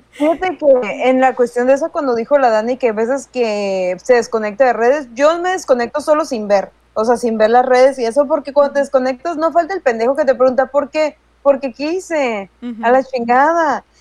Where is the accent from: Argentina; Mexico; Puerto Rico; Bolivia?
Mexico; a todo mundo nos gusta el frijol, al menos si somos mexicanos